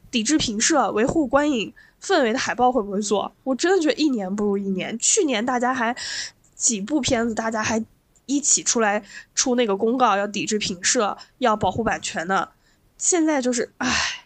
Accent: Lanzhou, Gansu, China; moved away; also born or lived in Beijing; 我在我的老家兰州

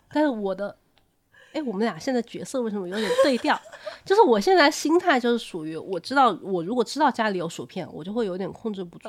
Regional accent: Changsha, Hunan, China; now in Beijing, China; 我以前我是长沙人嘛，嗯。然后我住到北京之后

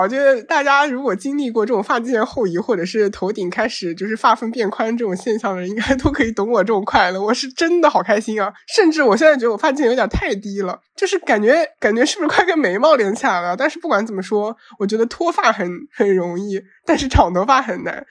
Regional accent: Zhoushan, Zhejiang, China; 我是土生土长的舟山人，但是因为一直生活在本岛上面

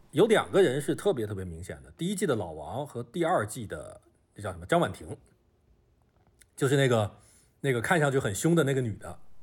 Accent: Beijing, China; moved away as an adult; now in Shenzhen, China; 我是北京人

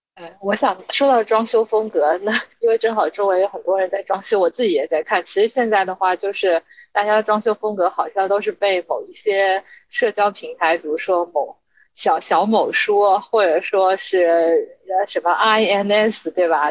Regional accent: Shanghai, China; moved away as an adult; also born or lived in Hong Kong / United States Midwest / Lyon; 土生土长的上海人

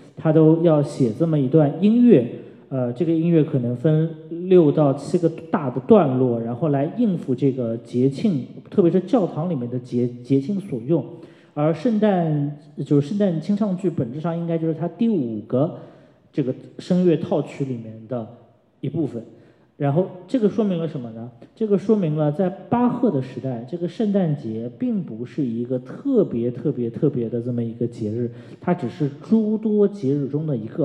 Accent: China; 就跟我们中国人讨论为什么过年进超市要听…

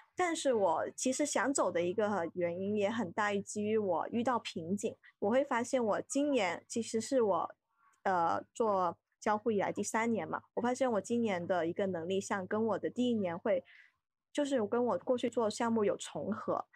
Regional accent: Guangdong, China; also born or lived in Beijing; now in Shenzhen, China; 因为我是广东人嘛，就很熟悉的嗯地带

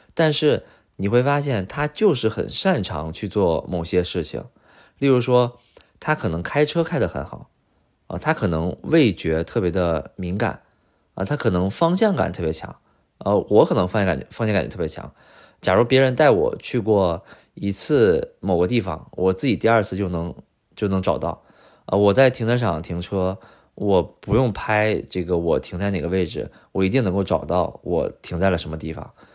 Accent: China; now in Beijing, China; 我是来自五线城市

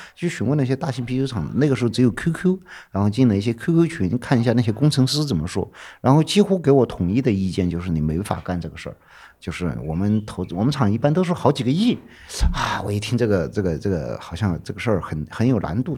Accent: Chengkou, Chongqing, China; born or raised there; now in Chengdu, China

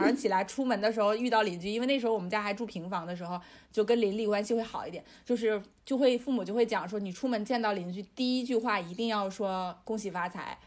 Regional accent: northern China, China; 因为我是北方的话是有那个暖气的嘛

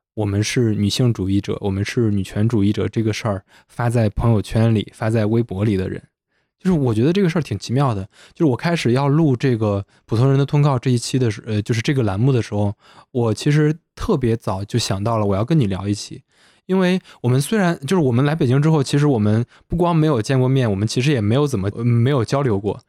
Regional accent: Henan, China; 我们是河南的

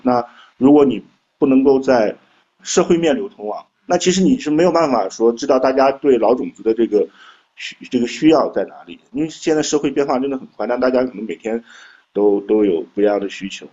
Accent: Shandong, China; moved away; also born or lived in Jiangsu-Zhejiang-Shanghai area; 我老家是山东，但我现在工作，主要的工作地点在江浙沪

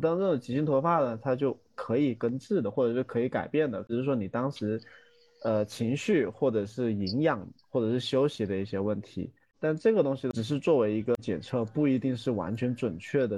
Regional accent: Guangdong, China; 我们广东人

